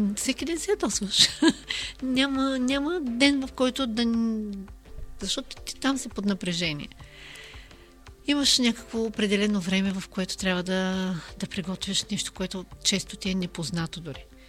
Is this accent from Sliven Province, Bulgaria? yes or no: yes; Nova Zagora, Sliven Province, Bulgaria; moved away; also born or lived in Burgas; аз съм родом от Нова Загора и винаги ме свързват а, с а, Бургас